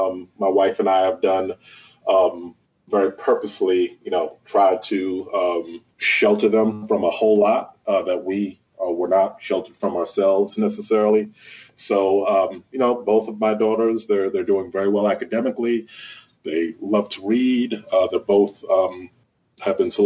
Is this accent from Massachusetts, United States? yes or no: no; Mount Vernon, New York, United States; moved away as an adult; also born or lived in Washington, D.C. / Holmes County, Mississippi / Prince George's County, Maryland; I grew up in New York. In Mount Vernon